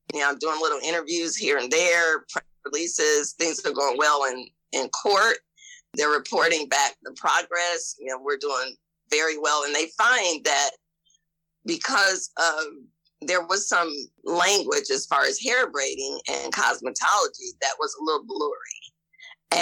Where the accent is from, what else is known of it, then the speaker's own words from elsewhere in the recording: Ohio, United States; now in Mississippi, United States; I'm from Ohio and I'm coming to Mississippi